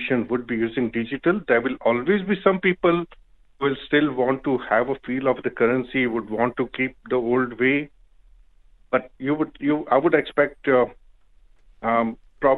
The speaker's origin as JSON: {"language": "English", "country": "India", "moved": "yes", "lives_now": "Dubai, United Arab Emirates", "said": "I know originally I'm from India"}